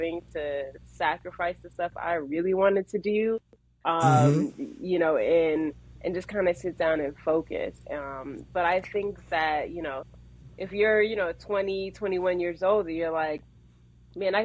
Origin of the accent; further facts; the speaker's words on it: New York City, New York, United States; growing up, I'm from Queens. So I rep Queens.